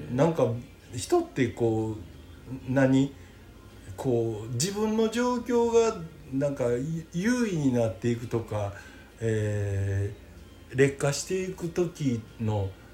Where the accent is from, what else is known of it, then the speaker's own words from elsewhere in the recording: Osaka, Japan; 俺らはもともと大阪生まれ大阪育ちやったら